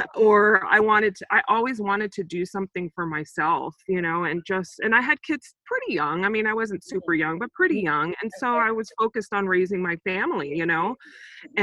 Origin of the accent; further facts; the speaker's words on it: Saint Croix, U.S. Virgin Islands; also born or lived in Sacramento, California, United States; now in United States; I'm actually originally from the Virgin Islands, on um, the island of Saint Croix